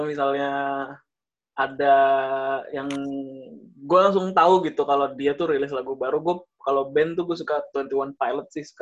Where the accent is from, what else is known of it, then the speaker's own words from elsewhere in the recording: Bekasi, West Java, Indonesia; 11 April tahun 2000, gue lahirnya di Bekasi. Dari lahir gue nggak pernah kemana-mana, tetap di Bekasi terus.